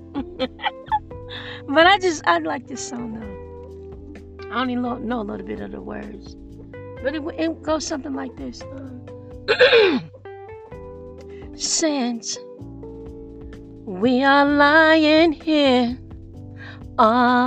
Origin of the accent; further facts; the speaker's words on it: Detroit, Michigan, United States; I'm from Detroit, Michigan